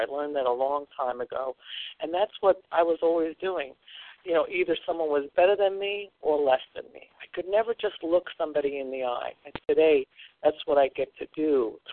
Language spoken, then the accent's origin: English; Long Island, New York, United States; I was raised on Long Island